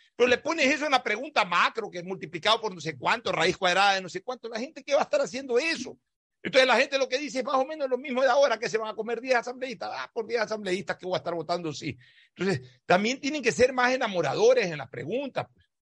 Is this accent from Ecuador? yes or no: yes; Ecuador; somos 100 millones de ecuatorianos